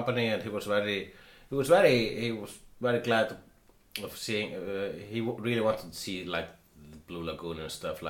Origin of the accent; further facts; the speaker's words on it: Iceland; I am an Icelandian